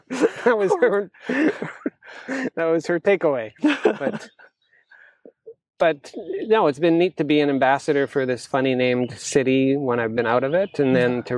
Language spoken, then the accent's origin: English; Chilliwack, British Columbia, Canada; I'm from Chilliwack, BC